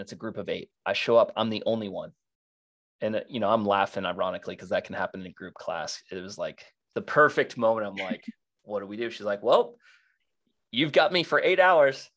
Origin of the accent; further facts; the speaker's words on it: South Florida, United States; I grew up in South Florida wakeboarding